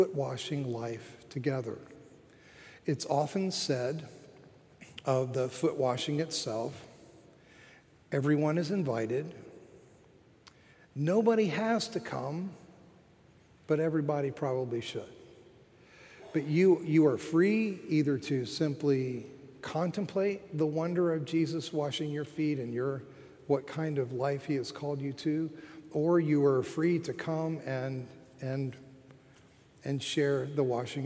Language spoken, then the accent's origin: English; Florida, United States; moved away as an adult; also born or lived in Philadelphia; I'm from Florida